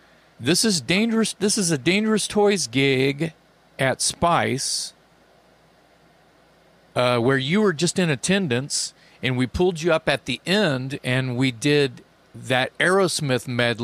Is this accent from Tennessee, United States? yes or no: no; Philadelphia, Pennsylvania, United States; Oh, well, I'm from Philly, but I moved out here